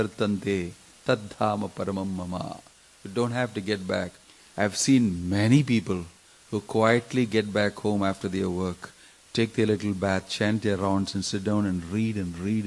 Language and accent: English; Kerala, India; I'm coming from South India, Kerala